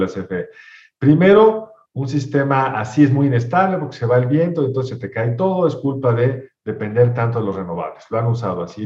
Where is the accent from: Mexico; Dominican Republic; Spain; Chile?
Mexico; somos los mexicanos